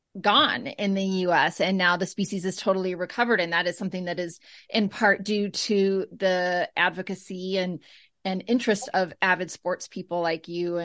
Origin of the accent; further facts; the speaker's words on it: Maine, United States; I'm from Maine.